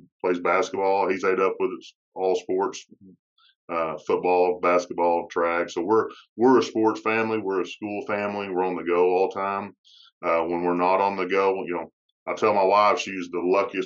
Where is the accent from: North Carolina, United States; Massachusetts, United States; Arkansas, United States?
Arkansas, United States; Charleston; now in Alma, United States; Charleston, which, again, was my hometown